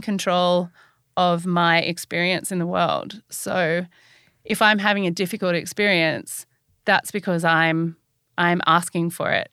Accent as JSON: {"language": "English", "country": "Australia", "said": "I'm Australian"}